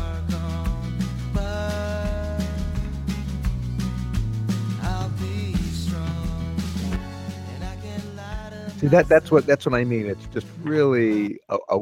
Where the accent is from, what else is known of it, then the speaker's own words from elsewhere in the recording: Corpus Christi, Texas, United States; moved away; my hometown, Corpus Christi